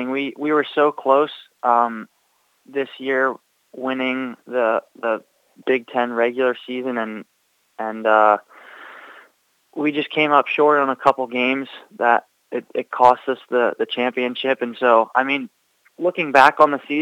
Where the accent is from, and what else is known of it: Baltimore, Maryland, United States; born or raised there; now in Charlotte, United States